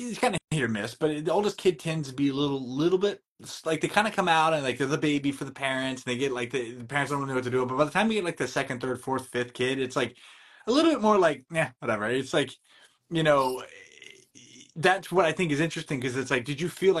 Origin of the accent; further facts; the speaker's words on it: North Carolina, United States; I grew up in North Carolina